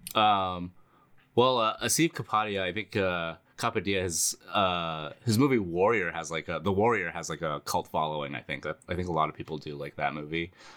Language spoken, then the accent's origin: English; United States; I was born in the United States